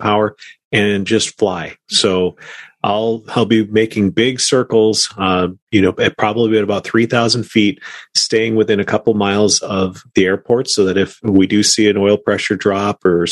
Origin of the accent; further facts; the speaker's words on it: Minnesota, United States; moved away; back in my hometown, you know, back in Minnesota.